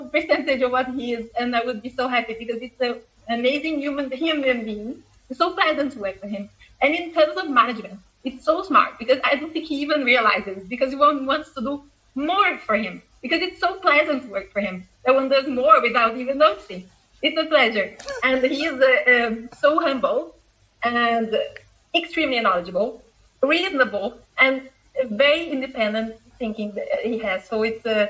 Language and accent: English; Porto Alegre, Rio Grande do Sul, Brazil; moved away as an adult; also born or lived in São Paulo; I came from the extreme south of Brazil, close to Uruguay. I come from Porto Alegre.